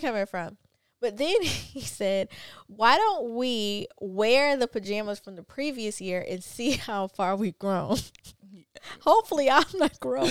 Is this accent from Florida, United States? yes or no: yes; Pensacola, Florida, United States; moved away; we were actually in my home town, which is Pensacola.